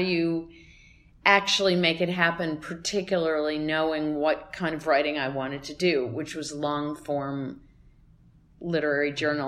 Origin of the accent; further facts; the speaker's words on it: Cleveland, Ohio, United States; I have to say a shout out to my hometown.